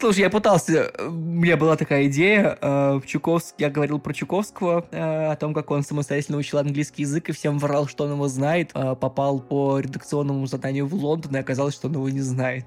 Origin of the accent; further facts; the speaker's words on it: Saint Petersburg, Russia; я из Петербурга